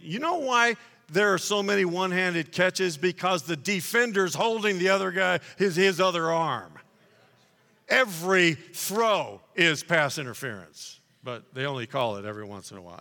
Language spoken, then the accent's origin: English; Dallas, Texas, United States; I was born in Dallas